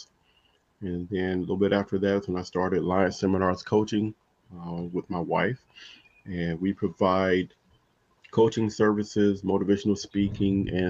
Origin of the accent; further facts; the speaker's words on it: Compton, California, United States; moved away as an adult; I grew up in Compton, California